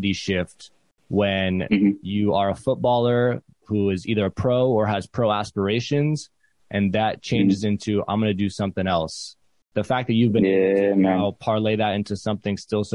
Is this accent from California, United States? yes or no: yes; Oakland, California, United States; Growing up in Oakland is one of the most diverse places in the country